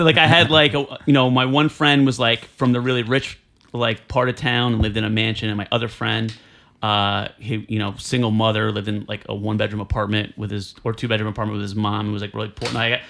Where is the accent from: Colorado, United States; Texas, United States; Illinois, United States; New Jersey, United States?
New Jersey, United States; Elizabeth; I grew up in Elizabeth, New Jersey, which was like a lot of immigrants, a lot of, there's like a very rich section, a lot of poverty there, too.